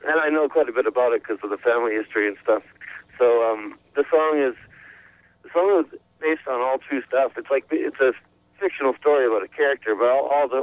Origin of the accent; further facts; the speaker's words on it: Alberta, Canada; I'm from Alberta, Canada, which is the western part in the Rocky Mountains, north of Montana